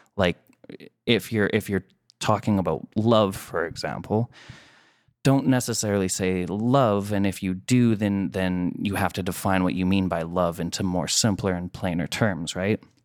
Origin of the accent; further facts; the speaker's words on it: Canada; I'm Canadian